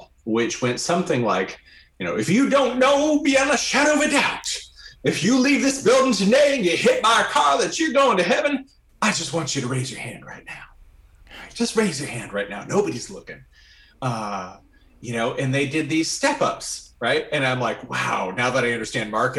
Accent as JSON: {"language": "English", "town": "Grand Rapids", "region": "Michigan", "country": "United States", "tie": "born or raised there", "said": "I grew up in Grand Rapids, Michigan, in a sea of Dutch people"}